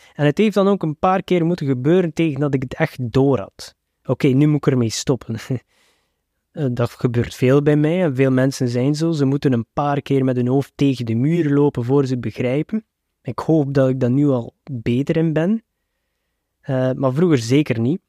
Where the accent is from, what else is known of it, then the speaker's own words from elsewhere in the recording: Belgium; als Westerling en zeker als Belg